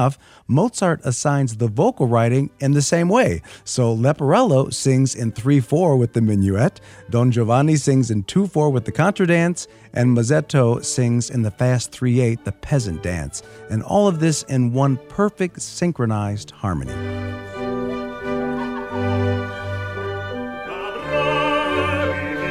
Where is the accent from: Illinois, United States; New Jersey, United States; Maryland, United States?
Illinois, United States; Chicago; I'm a Chicagoan